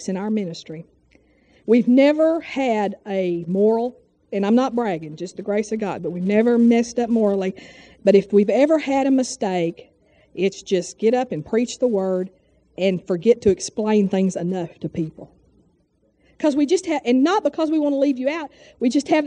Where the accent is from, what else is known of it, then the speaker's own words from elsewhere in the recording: Texas, United States; moved away; we're from Texas